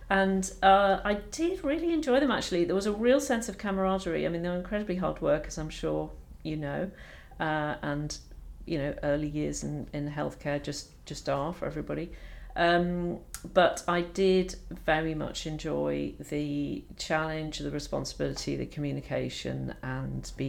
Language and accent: English; Edinburgh, Scotland, United Kingdom; I had the fortune of growing up in Edinburgh, which is a beautiful city.